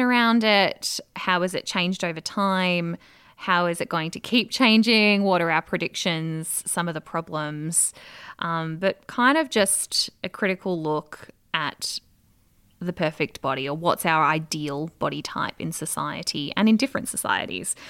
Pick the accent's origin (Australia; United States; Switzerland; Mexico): Australia; as an Australian